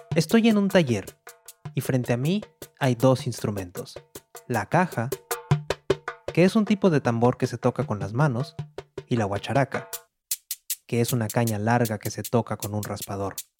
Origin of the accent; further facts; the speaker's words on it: Monterrey, Nuevo León, Mexico; moved away as an adult; now in New York, United States; Nací en Monterrey, al noreste de México